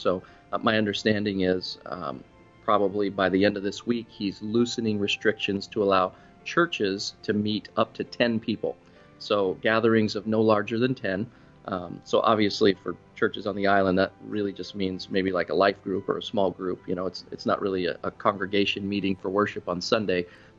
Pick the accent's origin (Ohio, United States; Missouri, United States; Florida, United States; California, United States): Florida, United States; moved away; I came from South Florida and, you know, I had the South Florida colors and the flamboyant fashion